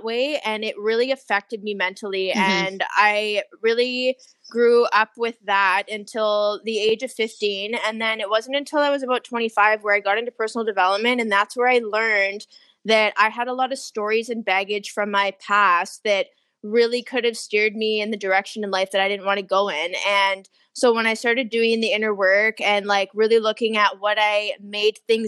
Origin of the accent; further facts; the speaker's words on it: Victoria, British Columbia, Canada; also born or lived in Toronto / China; now in Vancouver, Canada; I'm originally from Victoria, BC.